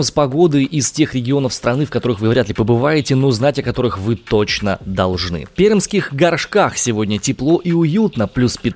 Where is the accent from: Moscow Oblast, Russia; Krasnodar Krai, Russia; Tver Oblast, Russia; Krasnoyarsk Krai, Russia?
Krasnoyarsk Krai, Russia; Krasnoyarsk; accent: Siberian; из Красноярска.